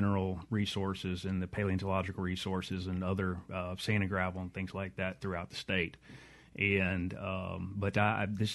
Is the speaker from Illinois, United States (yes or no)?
no; San Antonio, Texas, United States; now in Mississippi, United States; as a kid growing up in San Antonio, Texas